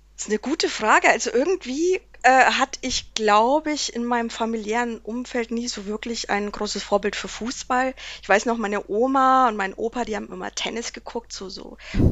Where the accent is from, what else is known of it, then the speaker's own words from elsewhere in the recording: Erlangen, Bavaria, Germany; als Erlanger